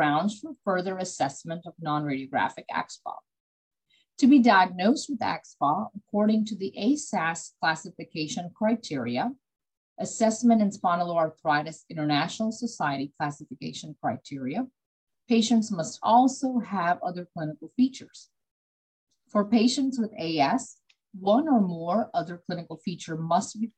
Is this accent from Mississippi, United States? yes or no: no; Beaumont, Texas, United States; a rheumatology specialist in Beaumont, Texas